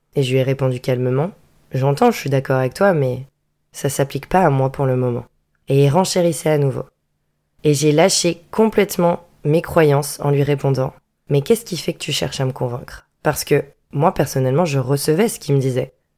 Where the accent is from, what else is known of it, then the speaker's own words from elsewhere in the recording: Vendée, Pays de la Loire, France; moved away as an adult; also born or lived in Bordeaux; je viens de Vendée